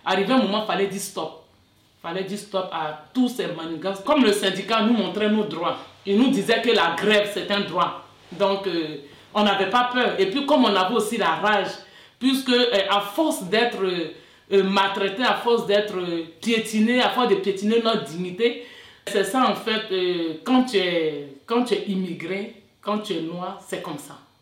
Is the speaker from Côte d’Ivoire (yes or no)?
yes; Côte d’Ivoire; moved away as an adult; now in France; je viens de la Côte d'Ivoire, euh, je suis française aussi